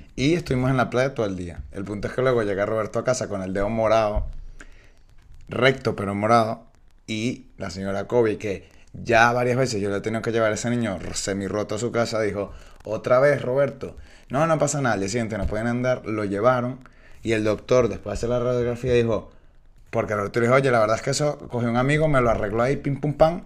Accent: Venezuela; now in Spain; yo soy venezolano y yo siempre estaba en la playa

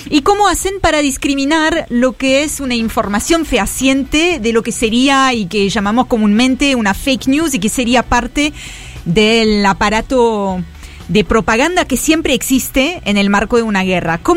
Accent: France; Yo soy francesa, así que estoy como leyendo

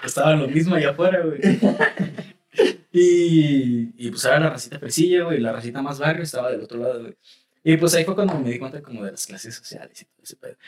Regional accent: State of Mexico, Mexico; also born or lived in Chalco / Rosarito; yo soy del Estado de México

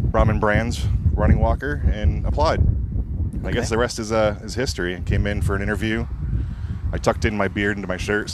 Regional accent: New Hampshire, United States; moved away as an adult; now in Texas, United States; Don't hold it against me, but I'm a Yankee. I came from the Shire up north, New Hampshire. Wanted to get away from all that white stuff that falls.

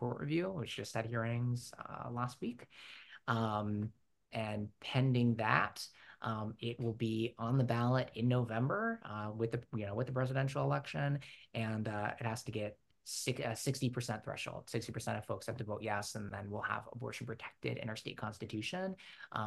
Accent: United States; accent: American; with my American accent

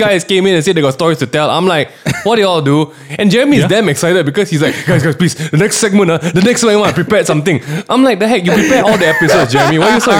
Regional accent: Malaysia; I never grew up as a Malaysian.

